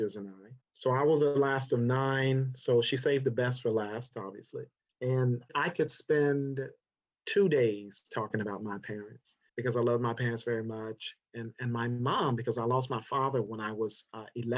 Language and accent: English; South Carolina, United States; now in Los Angeles, United States; I'm from South Carolina originally. I was born there in 1962 in August